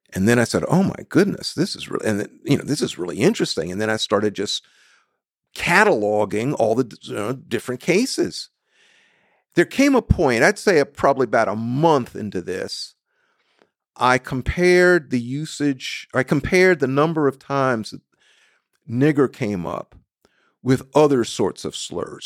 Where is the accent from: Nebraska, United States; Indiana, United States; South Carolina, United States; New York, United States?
South Carolina, United States; I was born in the Deep South, South Carolina.